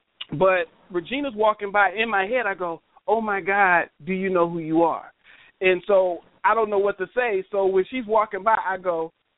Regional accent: the South, United States; I said, but I'm from the South, man. You know what I'm saying? That's how we embrace and show love to you know, our elders.

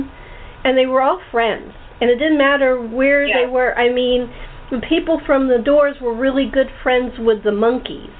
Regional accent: Los Angeles, California, United States; I grew up in the San Fernando Valley, right at the foot of Laurel Canyon

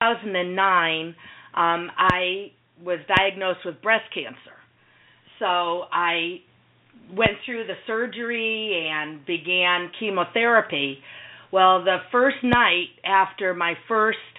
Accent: Connecticut, United States; also born or lived in Philadelphia, Pennsylvania; I was born in Philadelphia, believe it or not, but we left there when I was around a year old, and we moved to Connecticut, which was actually my mother's home state. Growing up was pretty average

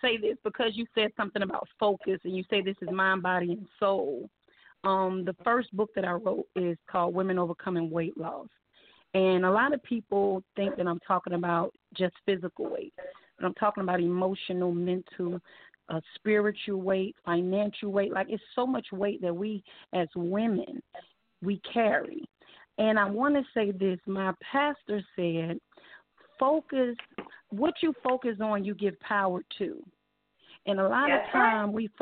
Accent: Austell, Georgia, United States; also born or lived in Newark, New Jersey; I reside here in Austell, Georgia. I've been here since I was 10, so I've been here about 32 years.

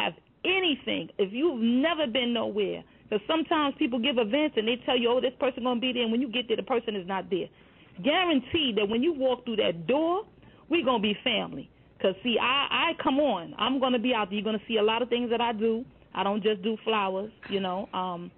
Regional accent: New York City, New York, United States; I am from the Boogie Down Bronx

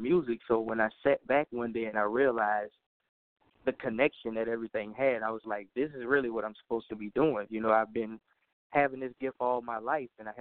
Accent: New Orleans, Louisiana, United States; that's my hometown. That's where I was born and raised

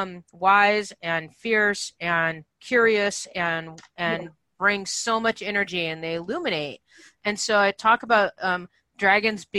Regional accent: Santa Barbara, California, United States; moved away; I'm from Santa Barbara in that area

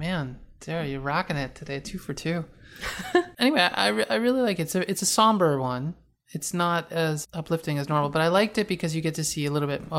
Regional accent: East Coast, United States; Just so you know, I'm from the East Coast. We're actually both from the East Coast.

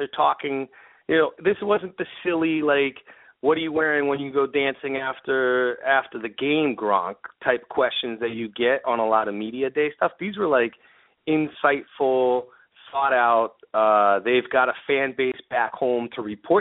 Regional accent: Boston, Massachusetts, United States; as a Bostonian

